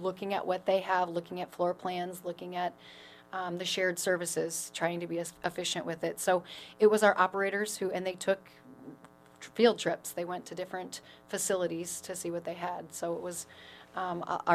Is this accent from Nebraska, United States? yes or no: yes; Pierce, Nebraska, United States; moved away as an adult; now in Sioux Falls, United States; I'm from Pierce, Nebraska.